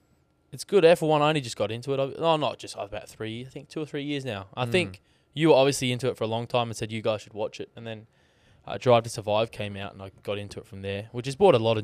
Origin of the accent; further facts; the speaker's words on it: Australia; To celebrate our culture, mate. Celebrate